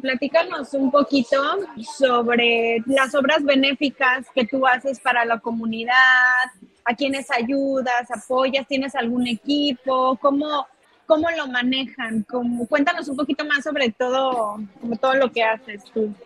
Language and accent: Spanish; Mexico; moved away as an adult; now in California, United States; yo soy mexicana, eh, pero tengo cinco años y medio viviendo en California